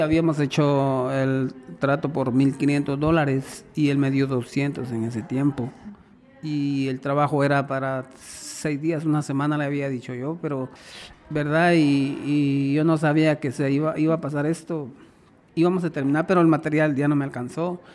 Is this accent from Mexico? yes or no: no; Guatemala; now in Las Vegas, United States; yo soy guatemalteco.